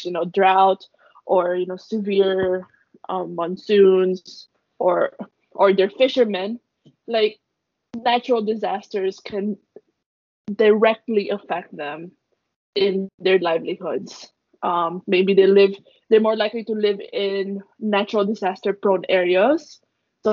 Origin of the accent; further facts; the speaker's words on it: Philippines; I'm Filipino